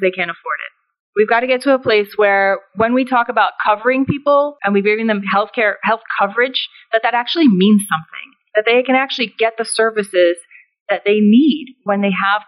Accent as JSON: {"language": "English", "country": "United States", "tie": "born or raised there", "said": "So I'm someone who is born and raised in the United States, but as a first-generation American. So my family came over to the United States from Afghanistan"}